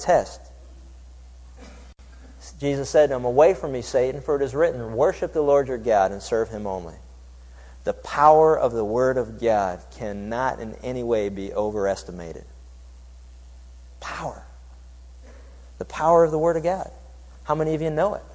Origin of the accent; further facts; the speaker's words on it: Pittsburgh, Pennsylvania, United States; When I was growing up in Pittsburgh, Pennsylvania, there was a little town north of us